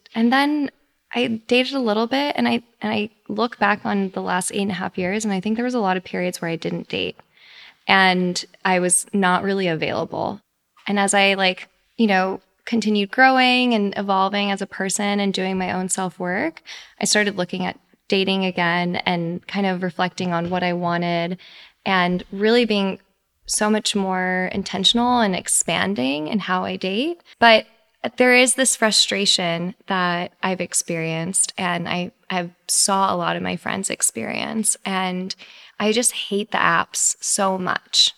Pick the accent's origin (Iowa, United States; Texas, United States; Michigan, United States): Texas, United States; moved away as an adult; now in New York, United States; I grew up in Texas